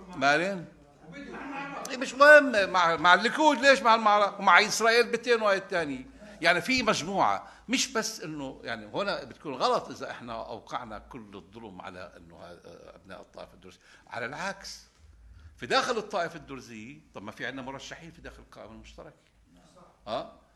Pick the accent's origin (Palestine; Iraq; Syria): Palestine; احنا كمجتمع فلسطيني